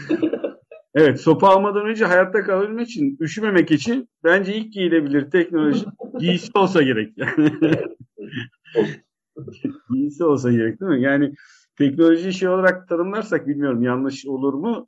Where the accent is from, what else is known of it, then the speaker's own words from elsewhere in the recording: Karabük, Karabük Province, Turkey; also born or lived in Zonguldak; Benim çocukluğumda ben Karabük'te büyüdüm. Ee, Zonguldak'ta geçen ilk 5-6 seneden sonra Karabük'te büyüdüm